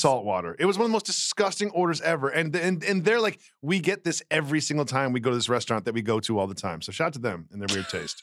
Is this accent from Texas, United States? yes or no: no; Amherst, Massachusetts, United States; moved away; I'm from Amherst, Massachusetts.